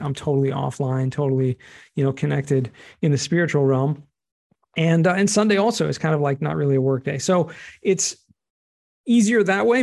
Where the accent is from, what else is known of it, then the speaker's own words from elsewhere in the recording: Los Angeles, California, United States; also born or lived in San Diego / Israel; I grew up in Southern California, Los Angeles, more specifically, and went to school in San Diego